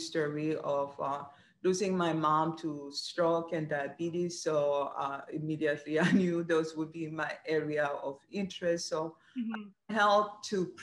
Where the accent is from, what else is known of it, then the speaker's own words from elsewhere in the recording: Rwanda; moved away as an adult; also born or lived in Kenya / New Hampshire; now in Maryland, United States; I'm originally from Rwanda, Africa. So I studied my undergraduate there